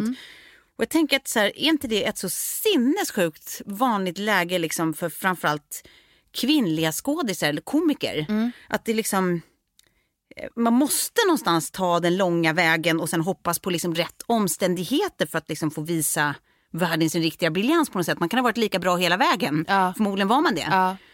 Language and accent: Swedish; Lidingö, Stockholm County, Sweden; also born or lived in France; vi kommer ju båda från Lidingö, jag har gått både eh, parallellklass och samma klass genom åren, men vi har ju också, precis som du säger, gått på lekis ihop